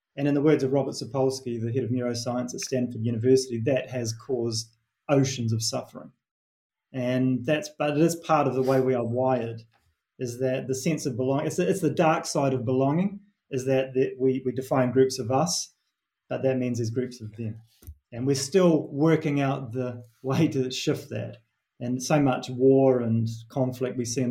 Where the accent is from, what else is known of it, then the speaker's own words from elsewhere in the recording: New Zealand; accent: Kiwi; moved away as an adult; my Kiwi accent